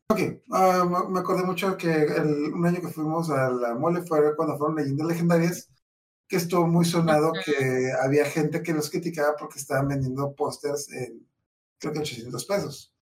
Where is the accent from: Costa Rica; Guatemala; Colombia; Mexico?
Mexico; Mexicali, Baja California; Yo soy de Mexicali